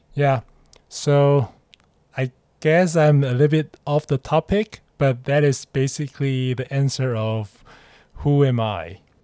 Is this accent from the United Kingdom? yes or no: no; Taiwan; English is a second language; moved away as an adult; now in Hong Kong; I'm just a Taiwanese guy who live in Hong Kong and working here.